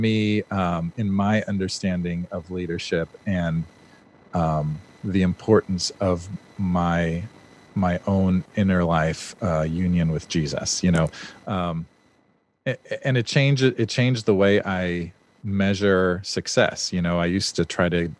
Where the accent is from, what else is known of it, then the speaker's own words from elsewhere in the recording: Los Angeles, California, United States; also born or lived in Germany; I'm from originally from Los Angeles